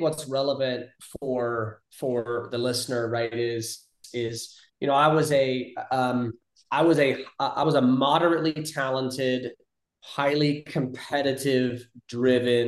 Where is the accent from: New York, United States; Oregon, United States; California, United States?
California, United States; moved away as an adult; also born or lived in Ohio; growing up in California